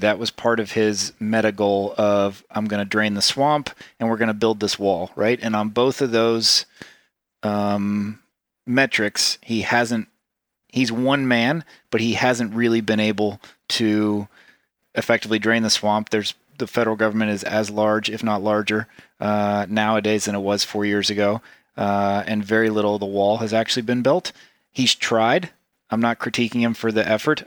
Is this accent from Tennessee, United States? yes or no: yes; Tennessee, United States; also born or lived in Ubud, Bali; I grew up, I grew up in Tennessee